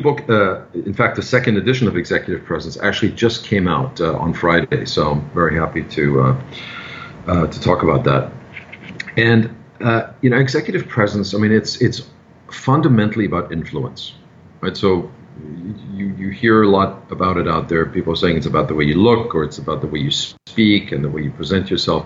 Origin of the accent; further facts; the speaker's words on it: Germany; now in New York City, United States; I'm originally from Germany.